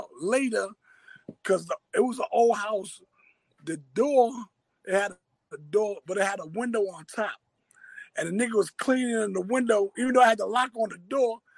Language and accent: English; New York City, New York, United States; I'm born and raised in Harlem, Harlem Hospital, through and through. I'm Harlem all the way out